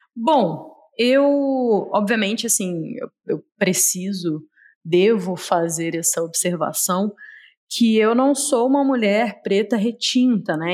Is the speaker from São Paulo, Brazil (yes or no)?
no; Rio de Janeiro, Brazil; now in Belo Horizonte, Brazil; sou carioca, apesar de morar em Belo Horizonte, fugi da minha terrinha